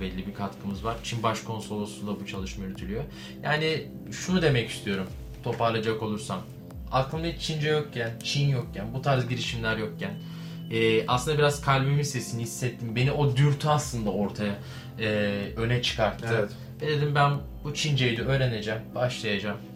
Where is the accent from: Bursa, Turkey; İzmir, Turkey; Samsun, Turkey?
Bursa, Turkey; ben de Bursalıyım